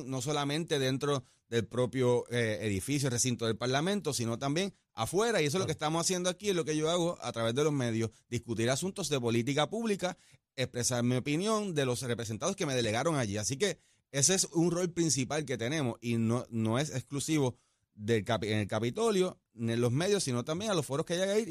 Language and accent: Spanish; Aguada, Puerto Rico; Yo soy de Aguada, orgulloso de ser aguadeño, eh, del oeste, y con eso lo llevo por toda la isla.